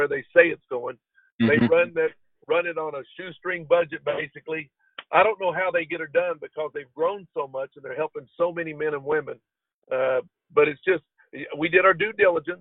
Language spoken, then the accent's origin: English; Kentucky, United States; I'm from Kentucky